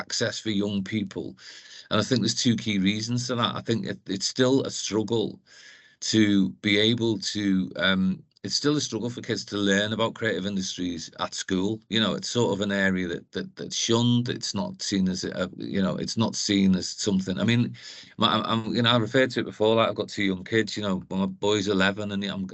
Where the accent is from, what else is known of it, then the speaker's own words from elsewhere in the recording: Liverpool, North West England, United Kingdom; now in Newcastle, United Kingdom; as you can tell by my accent, I'm from Liverpool originally, but I came here